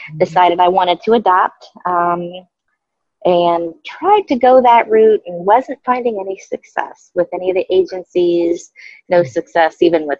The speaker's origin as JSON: {"language": "English", "region": "Florida", "country": "United States", "moved": "yes", "lives_now": "Illinois, United States", "said": "I'm from Florida"}